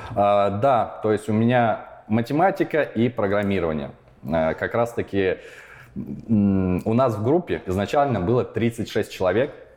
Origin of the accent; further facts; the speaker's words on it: Kursk, Kursk Oblast, Russia; moved away as an adult; also born or lived in Perm / Kyiv; now in Prague, Czech Republic; В 4 года я переехал из э, Перми в Курск. И именно Курск можно считать мой родной город. Там я прожил большинство своей жизни